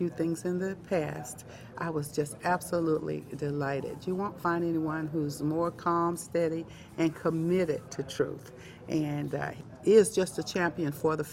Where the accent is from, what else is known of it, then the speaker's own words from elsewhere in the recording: Atlanta, Georgia, United States; I'm from Georgia, Atlanta, Georgia